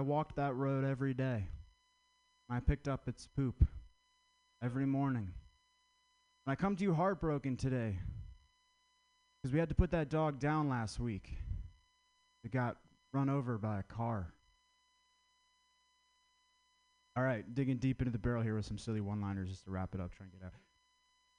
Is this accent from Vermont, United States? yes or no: yes; Vermont, United States; I'm from Vermont.